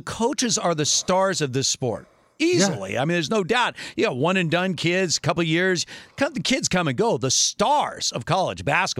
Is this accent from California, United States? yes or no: yes; Los Angeles, California, United States; I've been a lifelong fan of the Lakers growing up in Los Angeles